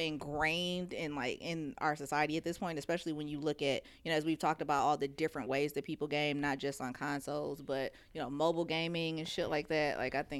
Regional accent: Detroit, Michigan, United States; give a shout out to my hometown because in Detroit

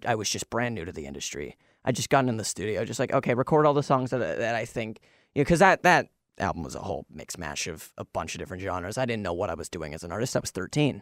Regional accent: Kelowna, British Columbia, Canada; Kelowna, my hometown

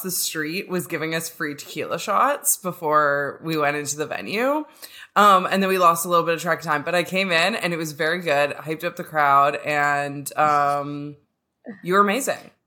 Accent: Canada; I'm a lesbian from Canada

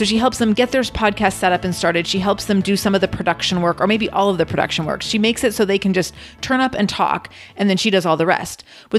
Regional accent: England, United Kingdom; Sarah, I am English, and I started my professional career as a programmer for Nissan.

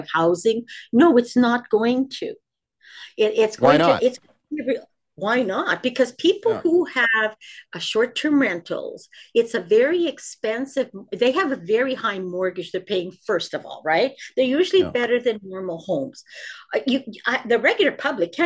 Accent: Ontario, Canada; I'm from Ontario

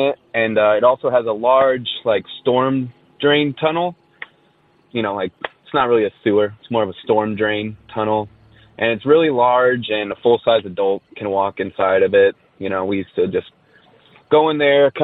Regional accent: Orange County, California, United States; I'm from Orange County, California

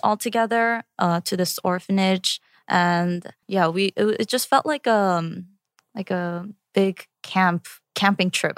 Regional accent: New York, United States; English is a second language; also born or lived in Korea; I started fourth grade in Queens

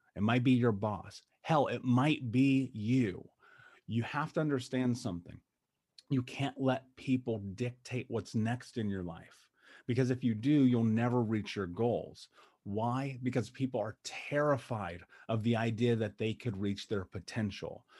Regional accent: United States; I grew up in America and we were so poor they turned our water off

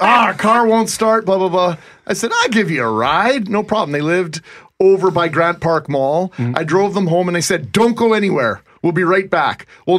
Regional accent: Brandon, Manitoba, Canada; now in Winnipeg, Canada; We grew up in Brandon

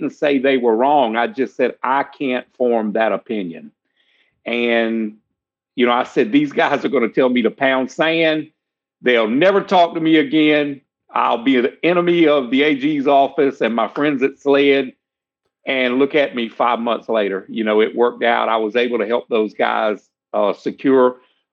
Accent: South Carolina, United States; I'm from South Carolina. Been here my whole life

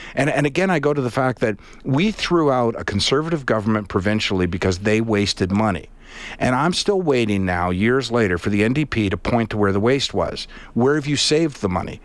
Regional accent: Charlottetown, Prince Edward Island, Canada; now in Edmonton, Canada; I grew up in Charlottetown, right, for the most part

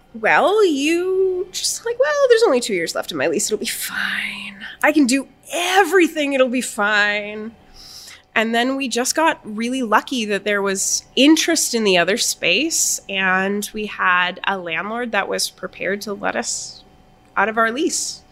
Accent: Winnipeg, Manitoba, Canada; also born or lived in Toronto; when we moved back from Toronto, or when I moved back and he moved here, we're like, we're going to open a restaurant in the exchange

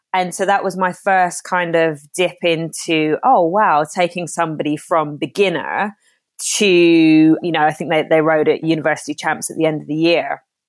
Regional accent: Ireland; Yeah, see, I'm half Irish, half Jamaican. I lived in Ireland. I was born in Ireland, hence me still pronouncing my R's and sounding like I'm from the West Country.

